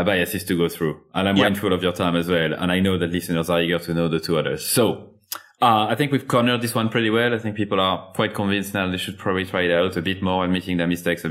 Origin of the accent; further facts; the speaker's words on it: France; accent: French; English is a second language; I do have a French accent and I'm not going to remove it